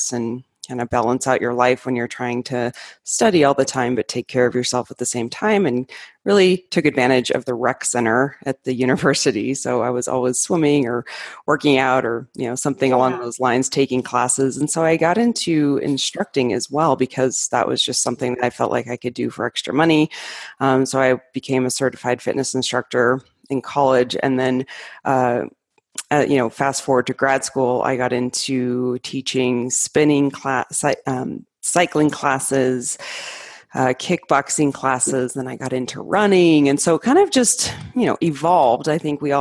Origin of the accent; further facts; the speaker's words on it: Arizona, United States; moved away as an adult; also born or lived in Colorado; I grew up in Arizona, and went to college there, and then I moved to Colorado for my master's degree.